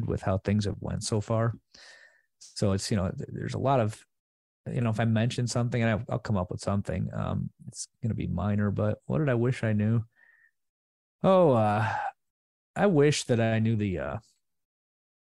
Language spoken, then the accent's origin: English; Chicago western suburbs, Illinois, United States; I'm originally from the Chicago suburbs, West suburbs